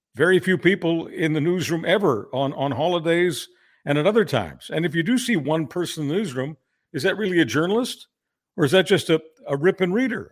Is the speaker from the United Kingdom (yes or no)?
no; Canada; I'm just a Canadian